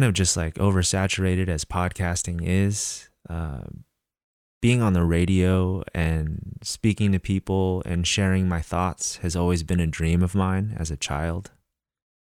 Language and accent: English; Northern California, United States; since I've moved back to my hometown in Northern California